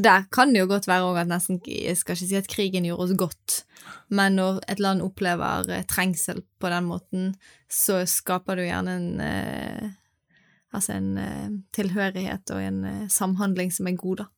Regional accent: Norway; vi i Norge

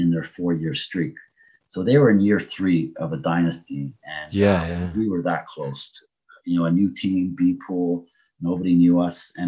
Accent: Canada; my heritage is Portuguese. I was born in Canada, but I have Portuguese citizenship. And a lot of the guys I grew up with in the Portuguese neighborhood

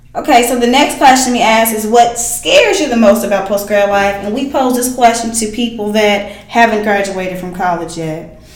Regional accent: East Texas, United States; now in Dallas, United States; when they moved here to Dallas, you know I'm from East Texas

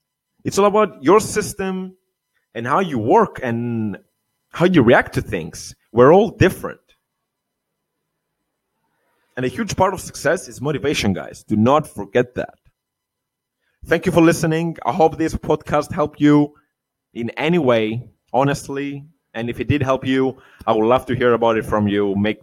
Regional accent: Cyprus; Cyprus, my home country

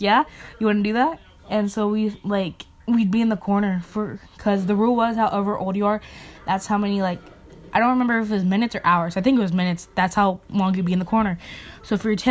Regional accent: Goshen, United States; I was born in Goshen

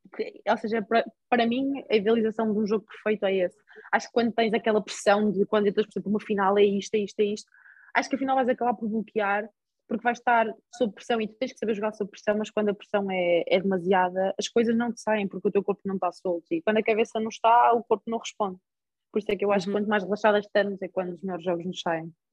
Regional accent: Porto, Norte, Portugal; moved away as an adult; now in Spain; eu sempre vivi com os meus pais, sempre estive na minha cidade natal

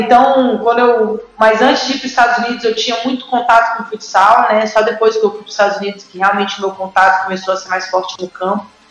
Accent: Brasília, Federal District, Brazil; moved away; also born or lived in United States; joguei no Mackenzie, em Brasília, sou de Brasília

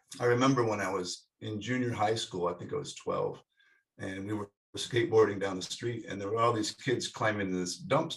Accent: Salt Lake City, Utah, United States; I grew up in Salt Lake City, Utah

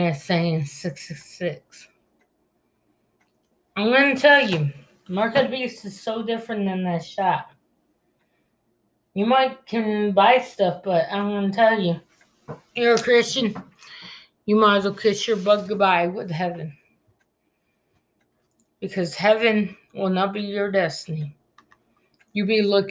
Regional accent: United States; to us as American

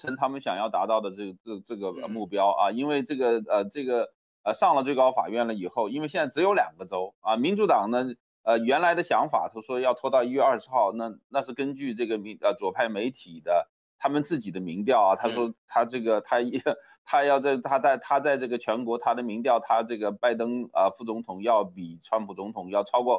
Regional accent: China; 好像我们从中国来的

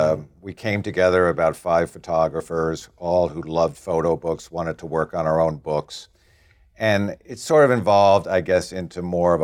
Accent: New York City, New York, United States; I grew up in New York City. I've spent my whole life in New York. I grew up on 65th Street. I now live on 75th Street.

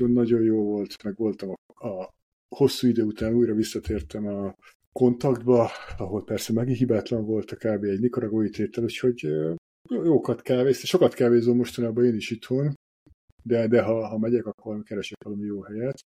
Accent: Hungary; now in Budapest, Hungary; így mind a ketten vidékről származunk, felkerültük Budapestre, és semmi bajunk nincs a vidékiekkel

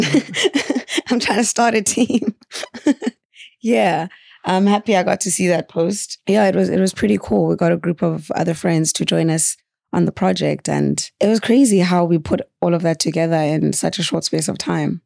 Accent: Margate, KwaZulu-Natal, South Africa; also born or lived in Mthatha, Eastern Cape / Lusikisiki, Eastern Cape / Rome, Italy; I'm from the South Coast

